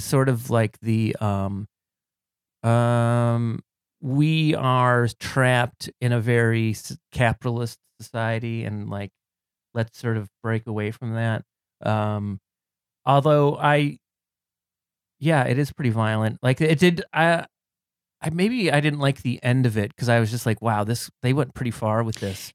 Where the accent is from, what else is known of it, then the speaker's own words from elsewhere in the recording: Cleveland, Ohio, United States; now in New York, United States; I'm a former Clevelander. I'm from Cleveland, Ohio, originally